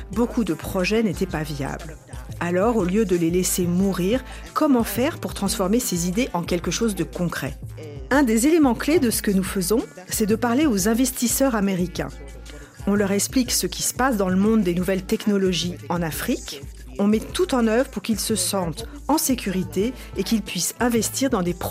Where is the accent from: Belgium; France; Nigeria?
Nigeria; moved away; Je suis retournée dans mon pays d'origine, le Nigeria, et comme j'avais aussi une formation en développeuse web